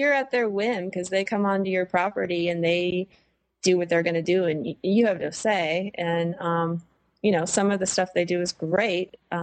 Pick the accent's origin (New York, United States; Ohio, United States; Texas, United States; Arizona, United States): Ohio, United States; moved away as an adult; I grew up in Ohio